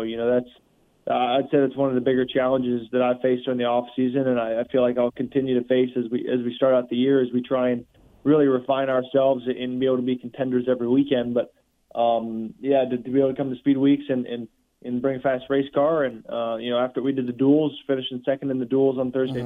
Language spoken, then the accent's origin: English; Charlotte area, North Carolina, United States; I grew up in North Carolina and in, in, in the Charlotte area